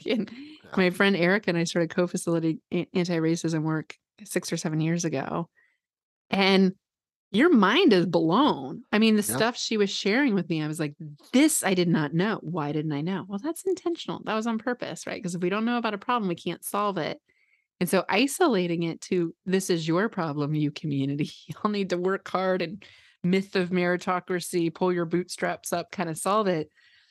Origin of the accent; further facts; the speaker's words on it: Midwest, United States; I grew up like here in the Midwest, where, you know, there was a lot of weird messaging.